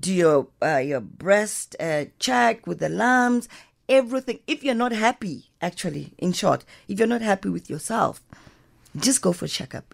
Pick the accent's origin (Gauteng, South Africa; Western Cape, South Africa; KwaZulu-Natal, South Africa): Gauteng, South Africa; Johannesburg; I wanna be part of the Diep Kloof house because I come from Diep Kloof